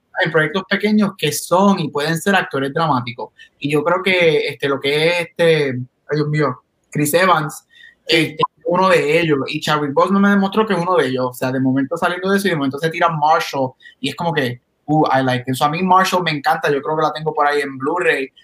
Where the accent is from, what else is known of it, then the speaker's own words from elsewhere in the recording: Puerto Rico; como todo boricua, ustedes saben que nosotros los boricuas somos mixtos de todo